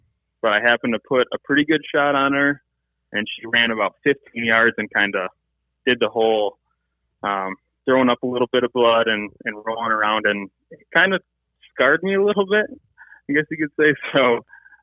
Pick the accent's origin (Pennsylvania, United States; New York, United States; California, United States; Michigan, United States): Michigan, United States; went to school in Michigan, grew up in Michigan, and kind of been here my whole life. So Michigan is my home state.